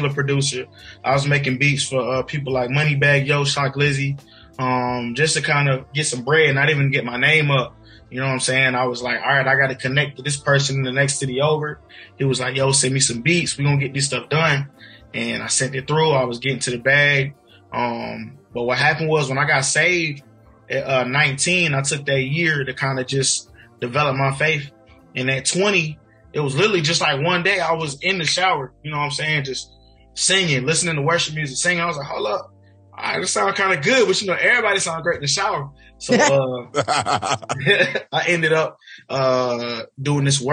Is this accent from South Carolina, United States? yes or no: yes; South Carolina, United States; also born or lived in Virginia; we stayed in South Carolina, moved back home.